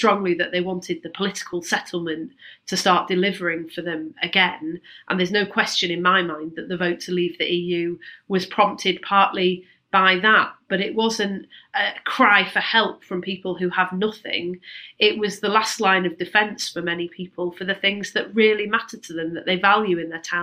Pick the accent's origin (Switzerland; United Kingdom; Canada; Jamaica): United Kingdom; Manchester, North West England; I grew up in Manchester